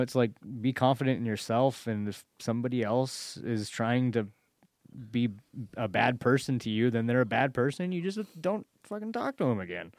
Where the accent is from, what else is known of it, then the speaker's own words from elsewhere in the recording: United States; it was in Malala, my hometown